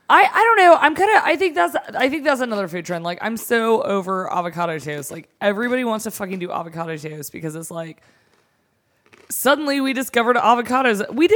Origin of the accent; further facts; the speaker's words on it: the South, United States; we are from the South.